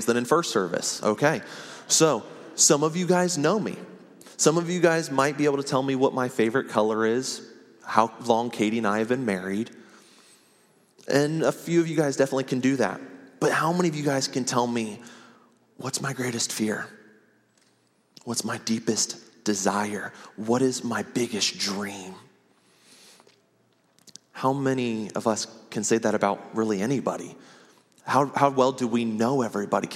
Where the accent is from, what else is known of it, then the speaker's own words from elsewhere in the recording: Ohio, United States; moved away as an adult; now in Oklahoma City, United States; we moved our family to Ohio. I ended up spending 26 years there